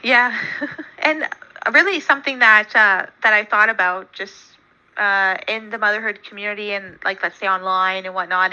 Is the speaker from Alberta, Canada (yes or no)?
no; about two hours from Toronto, Ontario, Canada; my hometown is about two hours from Toronto, and then obviously where I live now, I still live in Ontario.